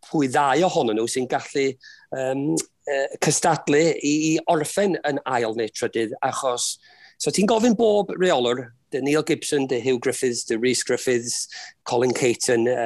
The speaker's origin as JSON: {"language": "Welsh", "town": "Wrexham", "region": "Wales", "country": "United Kingdom", "tie": "born or raised there", "said": "dwi wedi byw yn Rexham rhan fwy o'n, fywyd"}